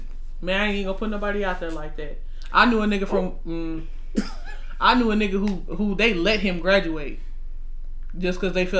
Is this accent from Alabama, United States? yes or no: yes; Birmingham, Alabama, United States; My mama and I used to live in Cooper Green.